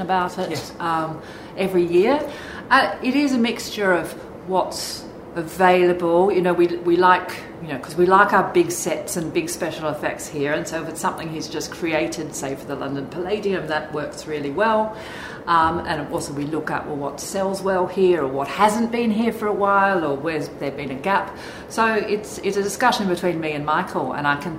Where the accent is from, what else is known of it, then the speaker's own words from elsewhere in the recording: Sydney, New South Wales, Australia; now in Birmingham, United Kingdom; when a job came back up in my hometown of Sydney, I went for it.